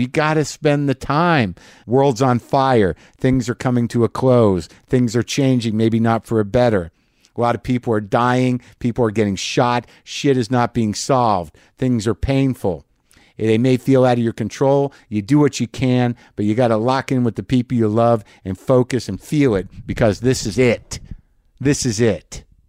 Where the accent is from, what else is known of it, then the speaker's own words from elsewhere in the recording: New Mexico, United States; moved away; when I was growing up in New Mexico